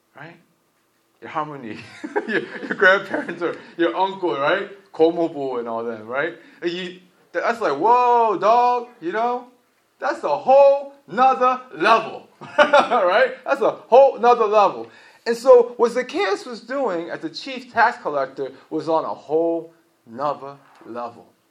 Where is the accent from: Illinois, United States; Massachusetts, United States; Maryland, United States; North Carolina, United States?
Maryland, United States; Baltimore; I'm from Baltimore City, and Baltimore City is like heroin central